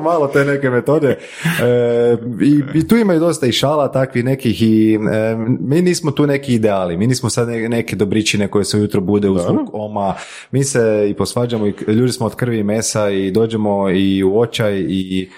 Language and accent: Croatian; Croatia; nakon tog se vratiti u Hrvatsku. Jer ipak ovo je dom